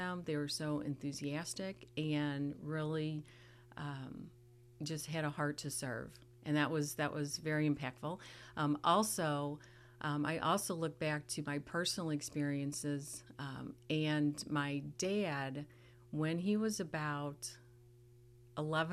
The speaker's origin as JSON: {"language": "English", "region": "southern Illinois", "country": "United States", "tie": "born or raised there", "also_born_or_lived": "St. Louis, Missouri / Texas", "moved": "as an adult", "lives_now": "Sedalia, United States", "said": "Grew up in a small town in southern Illinois."}